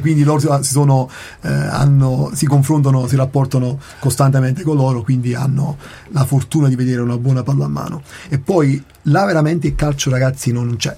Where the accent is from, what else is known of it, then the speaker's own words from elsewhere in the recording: Naples, Campania, Italy; now in Trento, Italy; io che sono Partenopeo di Napoli